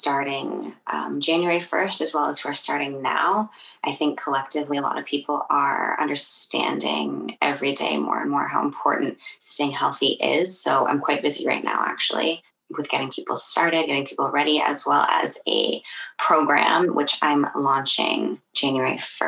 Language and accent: English; Kingston, Ontario, Canada; also born or lived in Toronto; I grew up in Kingston. I was born in Toronto